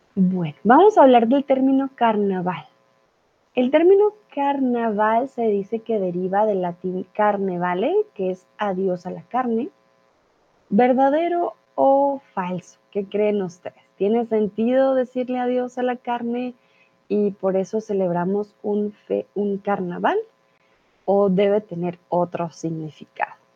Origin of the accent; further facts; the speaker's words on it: Colombia; soy de Colombia